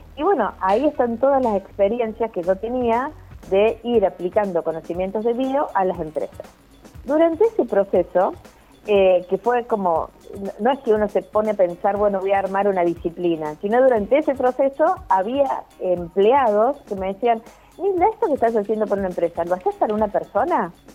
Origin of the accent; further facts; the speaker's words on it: Córdoba, Argentina; also born or lived in Buenos Aires, Argentina; me volví a Córdoba, porque yo soy cordobesa